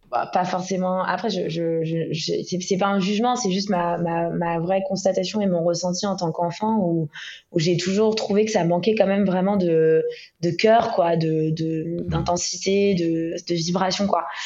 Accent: Ibiza, Balearic Islands, Spain; moved away as an adult; also born or lived in Istanbul / Tel Aviv; J'ai une enfance assez internationale. J'ai été élevée à Ibiza, euh, avec tout ce, que, tout ce que ça comporte comme connotation

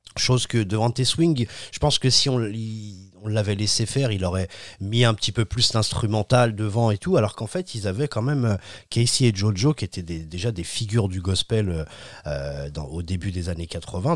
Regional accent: France; on est français

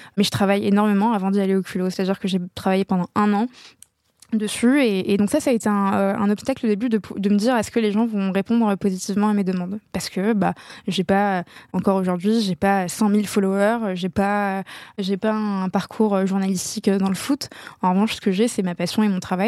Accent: Casablanca, Casablanca-Settat, Morocco; moved away; j'ai grandi à Casablanca au Maroc plus belle ville du monde

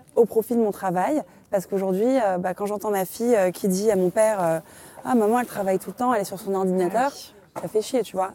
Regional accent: Morocco; on est marocain

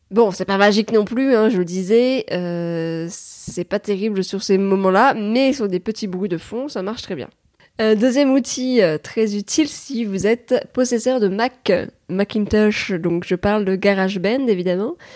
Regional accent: France; on est français

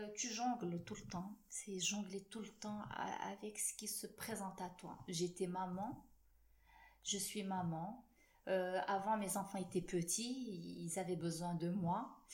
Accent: Morocco; en tant que marocaine

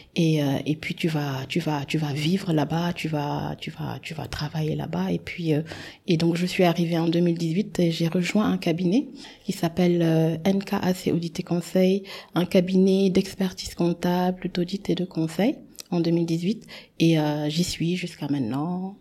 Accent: Dakar, Senegal; moved away as an adult; also born or lived in France; sénégalaise. Euh, j'ai grandi au Sénégal, j'ai euh, fait tout mon parcours scolaire, tout mon parcours scolaire ici au Sénégal

